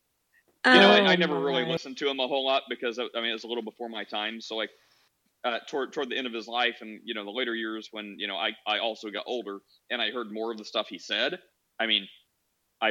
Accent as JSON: {"language": "English", "region": "Missouri", "country": "United States", "tie": "born or raised there", "said": "I grew up in Missouri."}